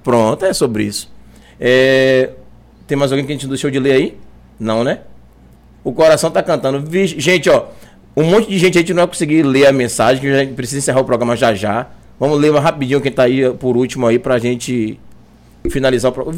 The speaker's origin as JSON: {"language": "Portuguese", "town": "Cruz das Almas", "region": "Bahia", "country": "Brazil", "said": "eu sou de Cruz das Almas, né? Minha família é de Cruz das Almas"}